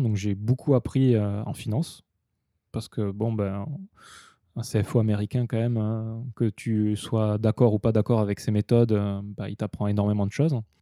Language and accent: French; southwest France, France; moved away as an adult; also born or lived in Osaka, Japan / Tokyo, Japan; now in Japan; je suis allé chez moi dans le sud-ouest de la France